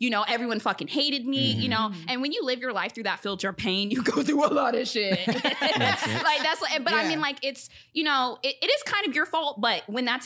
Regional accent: the South, Virginia, United States; moved away as an adult; now in Los Angeles, United States; I was raised like in the South

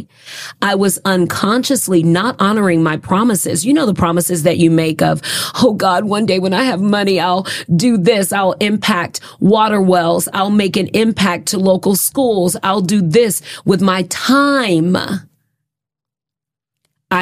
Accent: United States; I was raised in America.

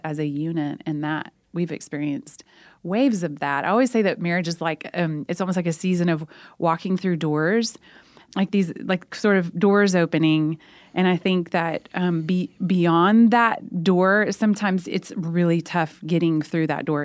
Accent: Oklahoma, United States; we're both from Oklahoma

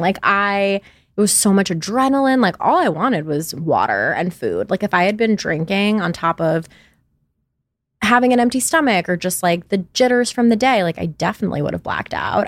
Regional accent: New York, United States; now in Los Angeles, United States; I'm from New York originally, and I live in Los Angeles.

